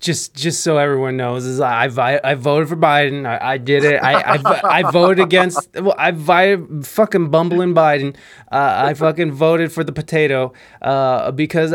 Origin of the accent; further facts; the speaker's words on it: Ohio, United States; moved away as an adult; also born or lived in San Diego, California; now in Toledo, Ohio, United States; I'm from Ohio